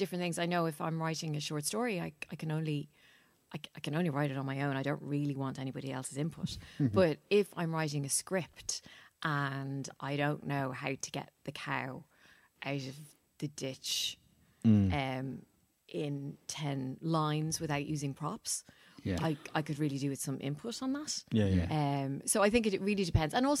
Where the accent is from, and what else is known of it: Ireland